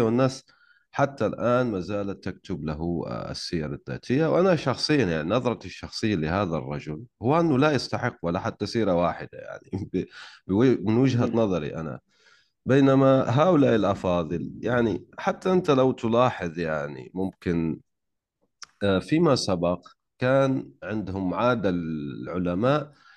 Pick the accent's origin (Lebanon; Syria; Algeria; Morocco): Algeria; أنا جزائري